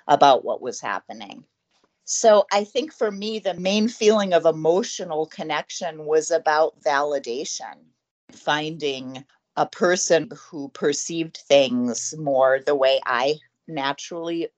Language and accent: English; United States; being 50 years old and growing up in America